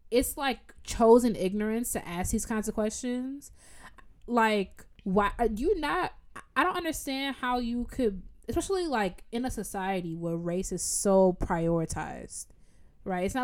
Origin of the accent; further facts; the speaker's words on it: United States; I'm American